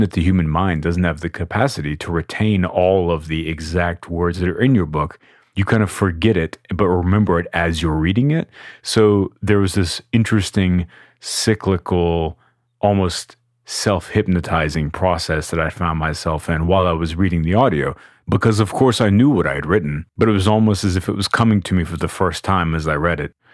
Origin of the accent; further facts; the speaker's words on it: Austin, Texas, United States; I am from Austin, Texas